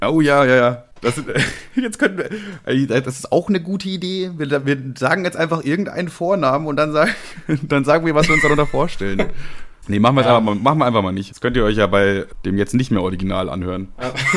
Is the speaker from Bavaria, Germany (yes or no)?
yes; Ammertal, Bavaria, Germany; ich bin in Ammertal aufgewachsen, einem kleinen Dorf in ähm, Bayern